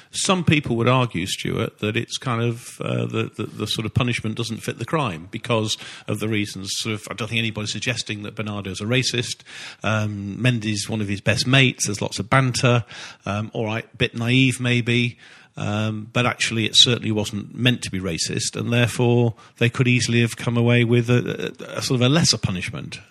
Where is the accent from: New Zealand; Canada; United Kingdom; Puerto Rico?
United Kingdom; Manchester, North West England; I'm from Manchester